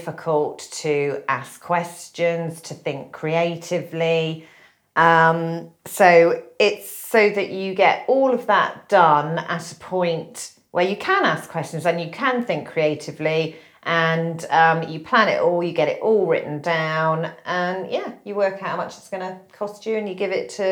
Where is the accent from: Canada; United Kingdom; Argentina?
United Kingdom; we are British